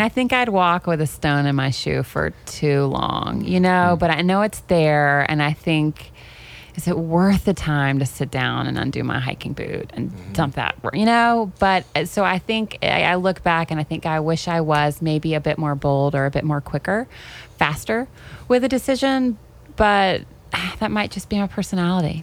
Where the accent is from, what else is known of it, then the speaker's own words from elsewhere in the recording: Tennessee, United States; moved away as an adult; also born or lived in Chapel Hill; growing up in Tennessee.